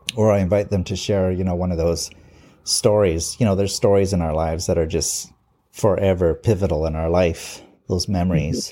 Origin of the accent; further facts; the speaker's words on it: Vancouver, British Columbia, Canada; I've lived here all my life, all sixty years of my life. I'm a rare original in Vancouver. It's very rare to meet someone who was born here.